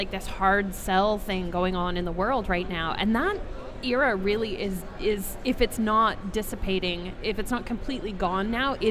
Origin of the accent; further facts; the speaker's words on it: Vancouver, British Columbia, Canada; from my hometown, from Vancouver.